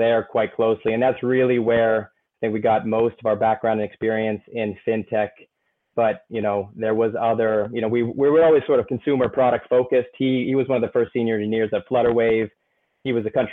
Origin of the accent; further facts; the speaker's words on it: United States; moved away as an adult; also born or lived in South Africa / Nigeria; now in Norway; I'm an American. I live in Norway. I've been in Norway for close to 15 years.